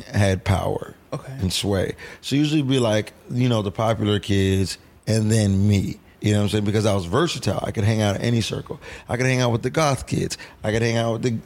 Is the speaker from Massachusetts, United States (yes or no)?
no; Miami, Florida, United States; also born or lived in Seattle; I was born in Seattle, and I was raised in Miami.